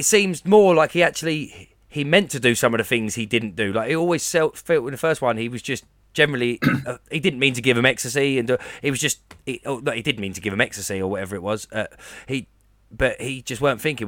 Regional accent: Basildon, East of England, United Kingdom; I'm from a place that we call Baz Vegas

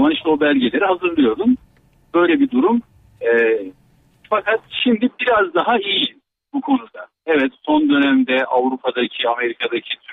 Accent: Australia; born or raised there

